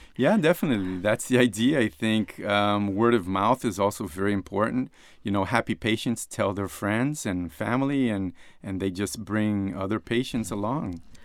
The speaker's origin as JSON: {"language": "English", "region": "Rio de Janeiro", "country": "Brazil", "tie": "born or raised there", "moved": "as an adult", "said": "I was born in Rio de Janeiro, Brazil."}